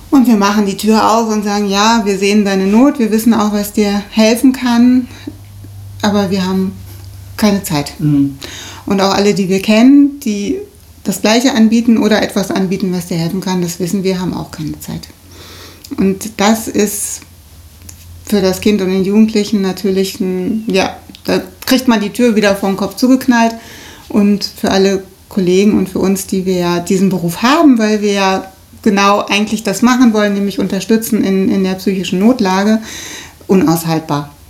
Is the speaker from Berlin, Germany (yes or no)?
no; Rheda-Wiedenbrück, North Rhine-Westphalia, Germany; Und wir kommen auch beide hier aus der Stadt, ne?